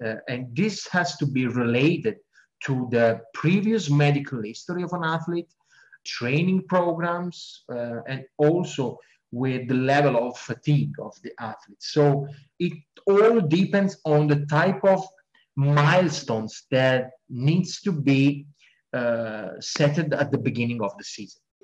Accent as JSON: {"language": "English", "country": "Italy", "also_born_or_lived": "United Kingdom", "said": "I'm from Italy"}